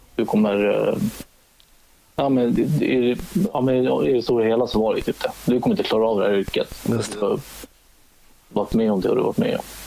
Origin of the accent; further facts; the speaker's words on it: Salem, Stockholm County, Sweden; moved away; also born or lived in Katrineholm; jag är uppvuxen i Salem söder om Stockholm